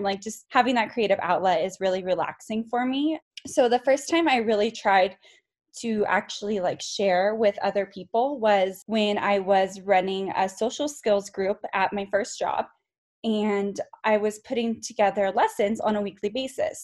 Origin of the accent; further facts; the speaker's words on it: California, United States; moved away as an adult; now in Colorado, United States; I grew up in California and went to California State University Long Beach